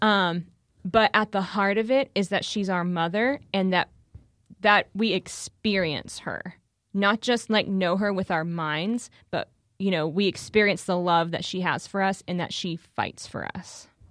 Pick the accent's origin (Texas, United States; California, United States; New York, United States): Texas, United States; Houston; moved away as an adult; also born or lived in Steubenville, Ohio; I'm originally from Houston